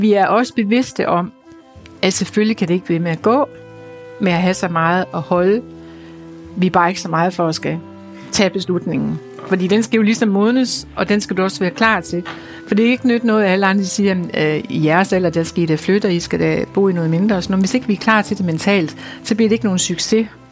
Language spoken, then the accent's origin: Danish; North Jutland, North Denmark Region, Denmark; Vi er jo nordjyder begge